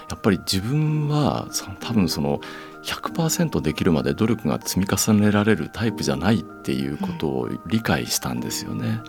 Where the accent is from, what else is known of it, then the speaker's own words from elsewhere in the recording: Yokosuka, Kanagawa, Japan; 横須賀の山の上で育ったもんですから